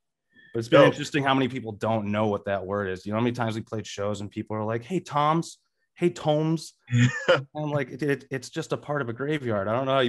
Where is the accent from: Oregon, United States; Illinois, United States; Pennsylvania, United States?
Illinois, United States; Rockford; also born or lived in Milwaukee; now in Chicago, United States; Growing up in Rockford, I would always be driving to Milwaukee or Chicago.